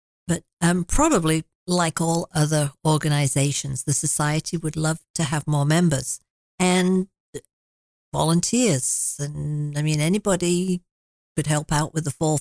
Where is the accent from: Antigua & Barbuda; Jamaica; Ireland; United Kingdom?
United Kingdom; now in Huntsville, Canada; I grew up in Britain